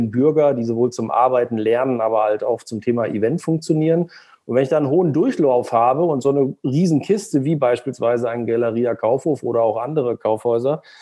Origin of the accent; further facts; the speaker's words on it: Braunschweig, Lower Saxony, Germany; Und deshalb habe ich in meiner Heimatstadt Braunschweig dann irgendwann mal geguckt